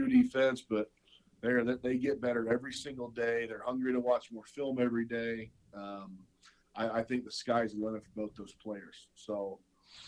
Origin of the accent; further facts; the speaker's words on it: Birmingham, Alabama, United States; moved away; I grew up in Birmingham, Alabama, which is 45 minutes from the University of Alabama